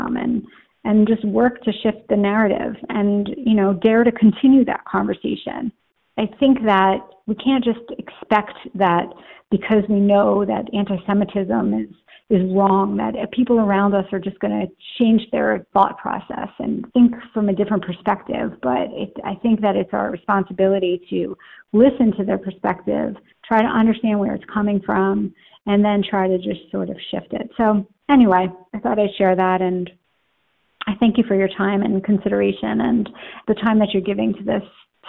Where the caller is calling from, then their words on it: Livingston, New Jersey, United States; I'm calling from Livingston, New Jersey, my temple community in Short Hills, New Jersey, and the greater Jewish community in our area in Essex County, New Jersey